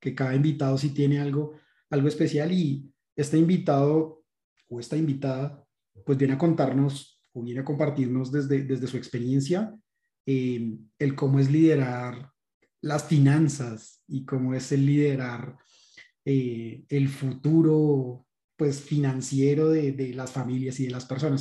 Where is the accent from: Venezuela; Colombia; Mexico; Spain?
Colombia; como colombianos en general